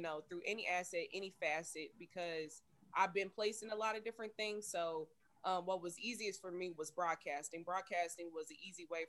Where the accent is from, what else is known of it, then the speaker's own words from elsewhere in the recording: Kansas City, Kansas, United States; I'm from Kansas City as well. Born and raised Kansas City, 913.